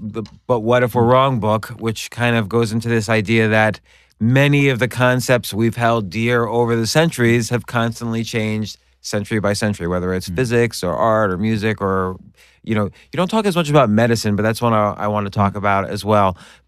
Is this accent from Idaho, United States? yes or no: no; New York, United States; I'm from New York.